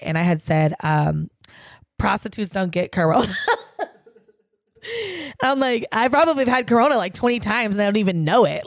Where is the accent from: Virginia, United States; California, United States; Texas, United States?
California, United States; San Diego; my hometown, San Diego